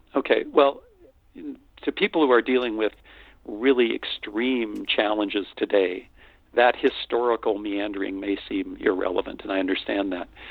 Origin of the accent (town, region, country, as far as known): North Dakota, United States; born or raised there; moved away as an adult; also born or lived in Austin, Texas